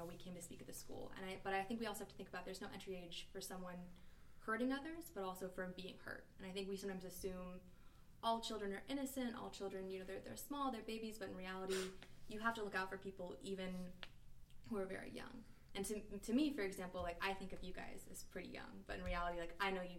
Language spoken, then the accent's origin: English; East Coast, United States; now in San Francisco Bay Area, United States; I'm from the East Coast, so I don't live near my family.